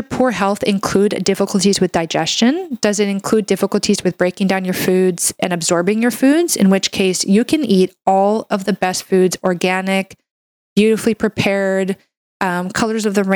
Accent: Canada; I'm a Canadian medical doctor

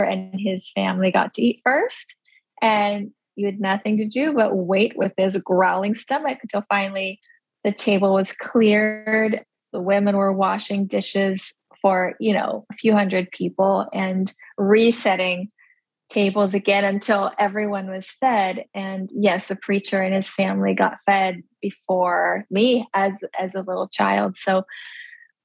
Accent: United States; first language Pennsylvania Dutch; English is a second language; I grew up in like this tiny little community

